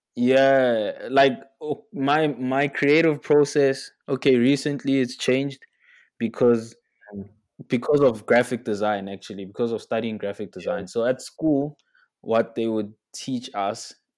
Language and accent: English; South Africa; as a South African kid